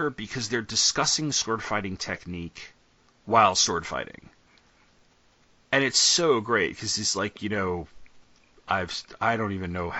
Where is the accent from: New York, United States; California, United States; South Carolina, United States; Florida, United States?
New York, United States; I'm from New York